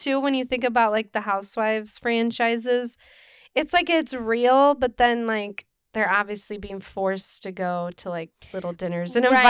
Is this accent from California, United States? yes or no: yes; California, United States; I'm from Orange County.